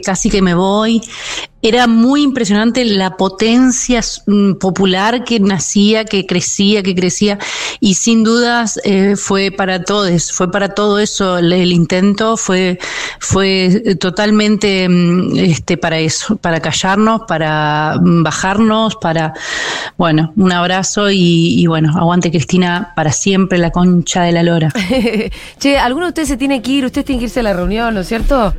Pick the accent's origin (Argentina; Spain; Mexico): Argentina; Paraná, Entre Ríos; Yo soy de Paraná, Entre Ríos